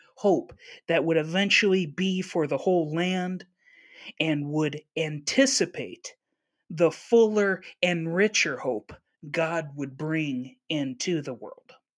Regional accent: Upper Peninsula of Michigan, United States; I was born in the Upper Peninsula of Michigan, so I grew up with lots of both

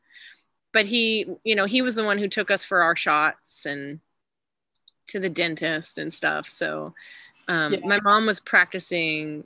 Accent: Austin, Texas, United States; also born or lived in Houston, Texas; I grew up in Texas, born in Houston. And then when my parents got divorced, moved to Austin, you know, before I was 10

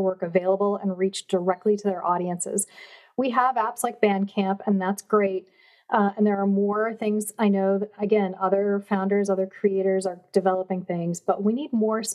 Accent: Chippewa Falls, Wisconsin, United States; moved away; I grew up in Chippewa Falls, but we have a family home in Door County

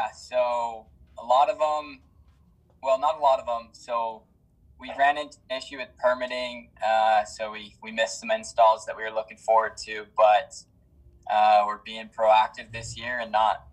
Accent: Heber City, Utah, United States; I'm a Heber boy, to and through.

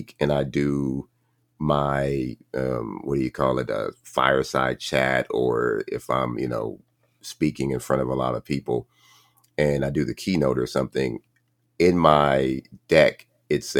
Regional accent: Compton, California, United States; growing up in Compton

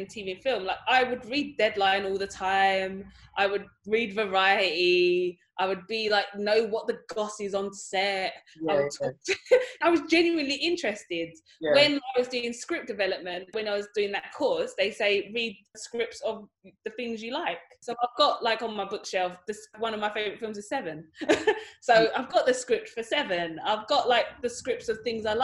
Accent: Dagenham, London, United Kingdom; I grew up in Dagenham

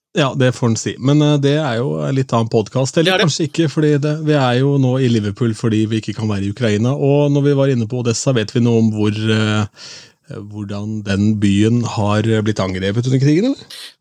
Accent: Askim, Østfold, Norway; min hjemby Askim

